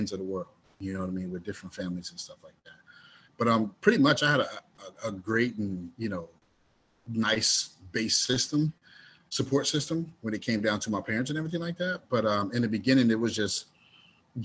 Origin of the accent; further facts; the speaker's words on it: Dayton, Ohio, United States; originally I was raised in Dayton, Ohio